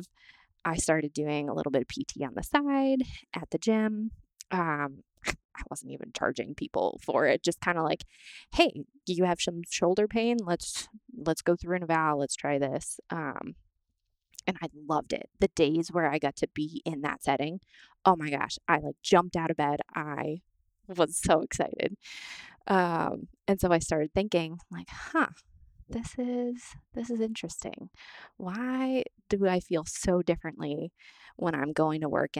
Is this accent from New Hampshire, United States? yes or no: yes; New Hampshire, United States; also born or lived in Florida; I'm from New Hampshire originally. My family's here